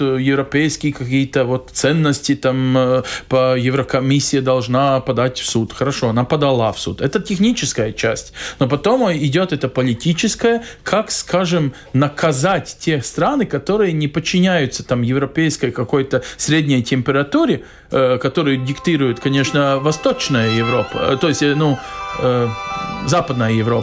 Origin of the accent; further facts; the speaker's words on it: Latvia; как латыш